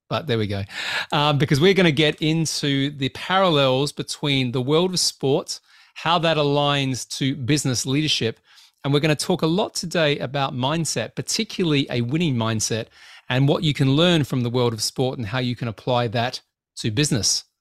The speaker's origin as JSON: {"language": "English", "country": "Australia", "said": "I'm an Australian"}